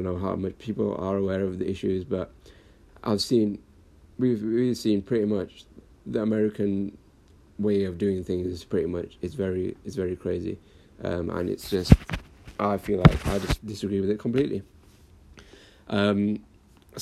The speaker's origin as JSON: {"language": "English", "town": "Blackburn", "region": "North West England", "country": "United Kingdom", "tie": "born or raised there", "said": "born and raised in Blackburn up north, a little town in the northwest of England."}